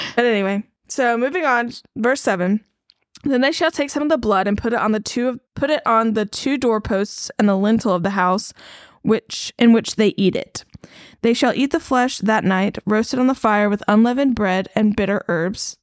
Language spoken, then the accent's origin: English; the South, United States; Growing up in the South as a Christian